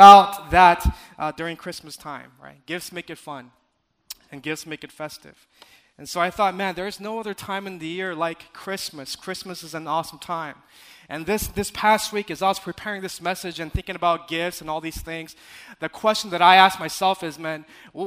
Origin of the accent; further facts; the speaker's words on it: California, United States; I'm from California